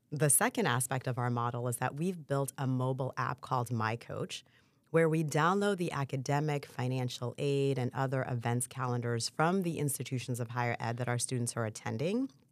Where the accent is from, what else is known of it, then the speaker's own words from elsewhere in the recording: Port-au-Prince, Ouest, Haiti; now in United States; I was born in Port-au-Prince, Haiti